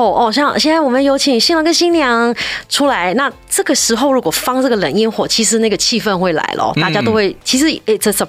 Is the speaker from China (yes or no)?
yes; China; 我们中国人不可能是这样的，一定是先吃饭的，对不对？